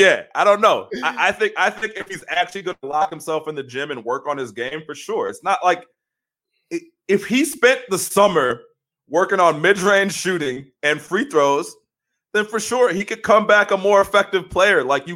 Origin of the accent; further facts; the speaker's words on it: Australia; accent: New York; I'm an Australian dude with a New York accent for some reason.